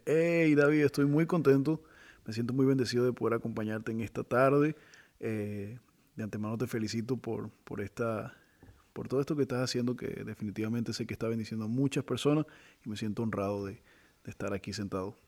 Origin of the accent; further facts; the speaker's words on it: Venezuela; soy venezolano